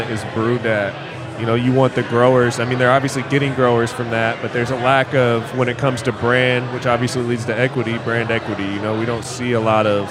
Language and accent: English; West Coast, United States; I'm from the West Coast